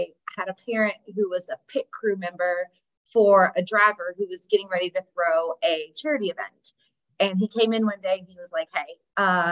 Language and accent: English; Indiana, United States; I am from Indiana. I'm a proud Hoosier. Grew up in a town.